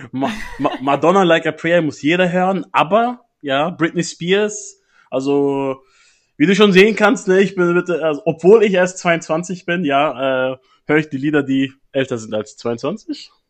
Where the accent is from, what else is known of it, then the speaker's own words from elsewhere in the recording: Bavaria, Germany; Meine Heimat Bayern, ja. Ja, natürlich. Ja, auch viele Kollegen von mir in Bayern natürlich betroffen. Ich wohne ja da nicht mehr.